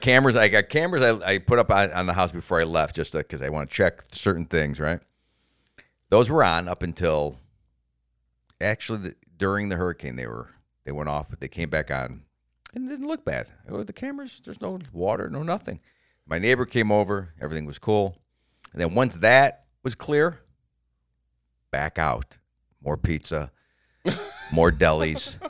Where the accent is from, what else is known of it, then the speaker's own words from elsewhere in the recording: Florida, United States; I'm from Florida